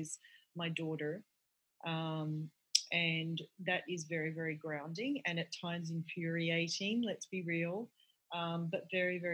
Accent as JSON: {"language": "English", "country": "Australia", "moved": "yes", "lives_now": "United States", "said": "I'm from Australia."}